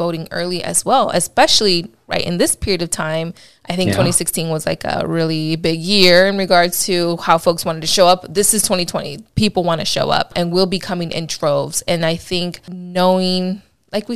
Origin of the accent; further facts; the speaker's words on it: Chicago, Illinois, United States; now in California, United States; I'm from Chicago, proud Chicagoan still